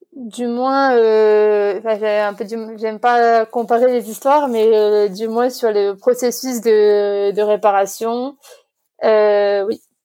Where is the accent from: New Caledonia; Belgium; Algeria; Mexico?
New Caledonia; Nouméa, South Province; also born or lived in Canada; Je suis née ici euh, en Nouvelle-Calédonie, à Nouméa, il y a 25 ans.